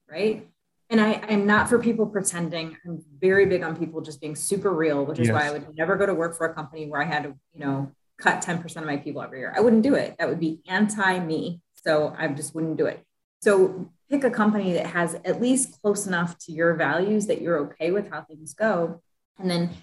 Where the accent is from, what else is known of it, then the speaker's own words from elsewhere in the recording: Midwest, United States; I'm a Midwesterner, you know, I'm very Midwestern